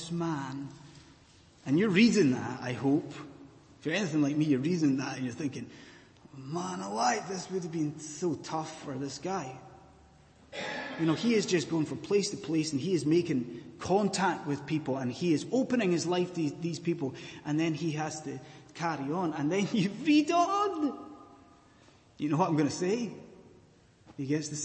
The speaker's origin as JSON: {"language": "English", "area": "Scottish Highlands", "region": "Scotland", "country": "United Kingdom", "moved": "yes", "lives_now": "London, United Kingdom", "said": "I am a Scottish Highlander"}